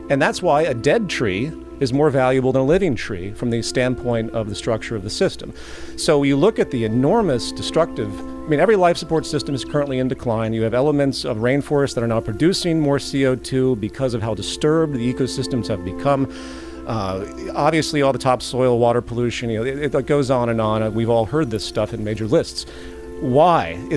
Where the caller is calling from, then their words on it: Florida, United States; Hi, Marianne. … I'm calling you from Florida.